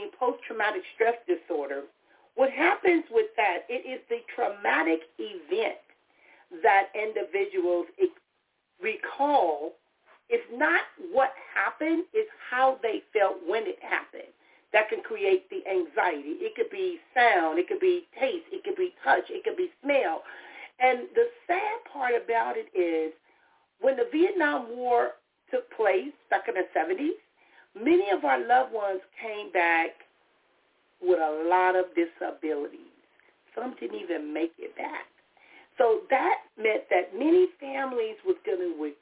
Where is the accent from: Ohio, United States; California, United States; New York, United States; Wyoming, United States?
California, United States; Compton; I grew up in the city of Compton